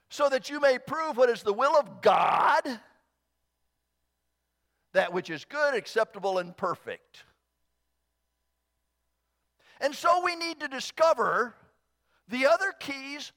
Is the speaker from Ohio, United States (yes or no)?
yes; Southern Ohio, United States; born or raised there